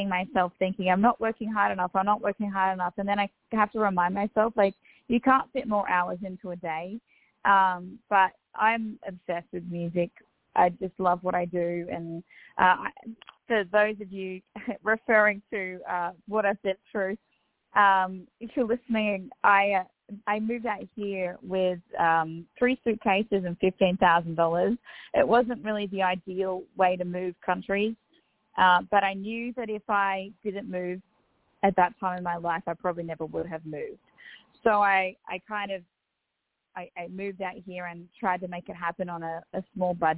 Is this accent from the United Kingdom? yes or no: no; Australia; accent: Australian Bogan; also born or lived in Louisville, Kentucky; a sweet little Aussie redneck